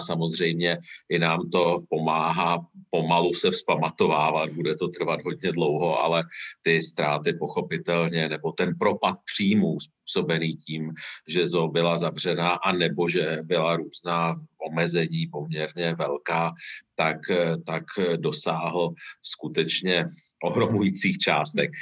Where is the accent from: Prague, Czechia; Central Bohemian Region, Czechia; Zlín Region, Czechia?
Central Bohemian Region, Czechia; Mnichovo Hradiště; já nejsem z Prahy, jsem z Měchova hradiště